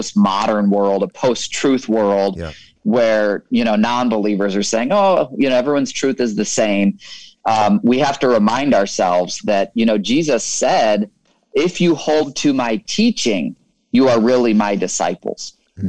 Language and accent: English; Michigan, United States; I grew up in Michigan